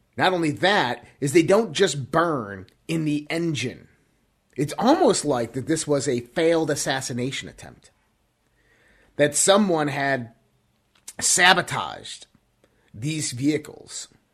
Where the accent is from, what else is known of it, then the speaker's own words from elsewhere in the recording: United States; we as an American people